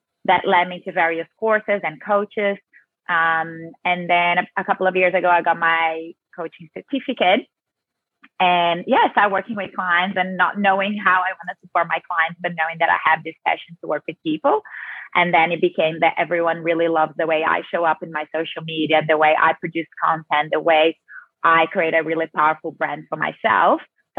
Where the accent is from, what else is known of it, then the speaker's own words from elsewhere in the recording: Brazil; accent: South American; now in Australia; Yes, I have that South American Latina flavor in me very strongly.